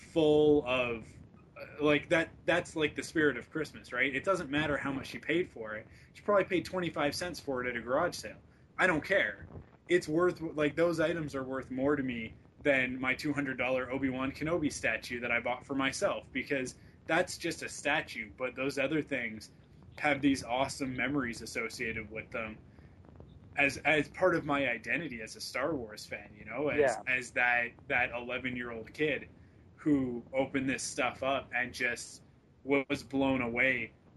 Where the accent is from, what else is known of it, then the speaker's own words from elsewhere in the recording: West Coast, Vancouver, British Columbia, Canada; now in Vancouver, Canada; I'm from the West Coast. We don't talk like that on the West Coast.